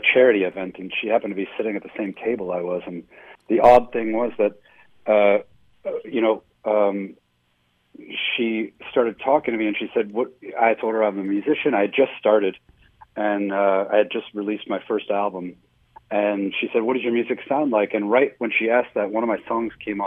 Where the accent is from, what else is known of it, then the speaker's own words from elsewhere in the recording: Cleveland, Ohio, United States; moved away; also born or lived in New York City / Chicago; when I was growing up in Cleveland